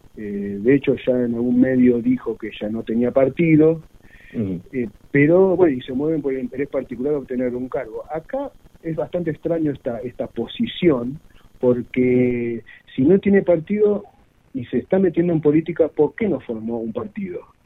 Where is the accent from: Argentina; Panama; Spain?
Argentina; Mar del Plata, Buenos Aires Province; yo nací y viví de Mar del Plata